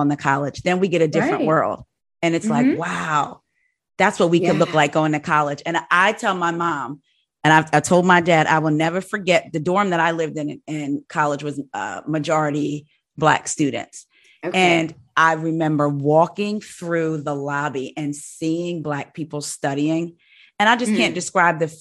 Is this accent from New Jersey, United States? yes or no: yes; New Jersey, United States; I'm originally from Jersey